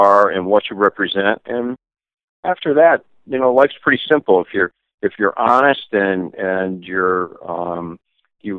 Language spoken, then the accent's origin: English; Glastonbury, Connecticut, United States; I was born in Glastonbury, Connecticut, to a car nut